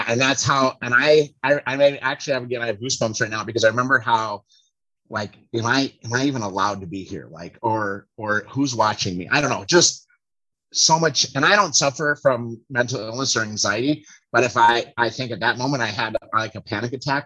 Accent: Golden Valley, Minnesota, United States; growing up in Golden Valley, like we're bordered on North Minneapolis

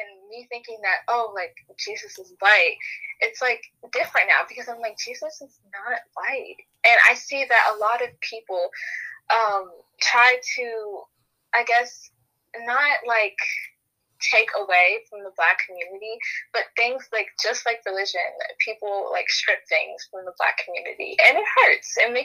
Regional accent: United States; also born or lived in Baltimore, Maryland; I am American

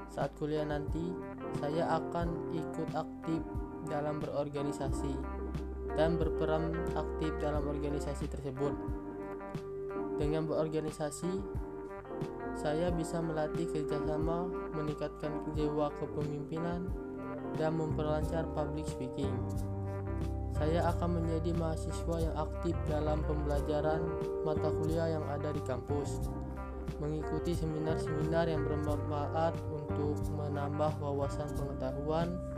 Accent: South Sumatra, Indonesia; Saya lahir dan tinggal di Kabupaten Muara ini. Provinsi Provinsi Sumatera Selatan.

